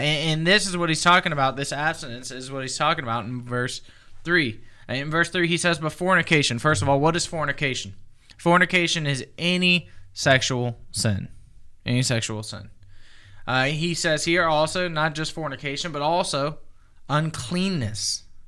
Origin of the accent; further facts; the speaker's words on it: the South, United States; I'm from the South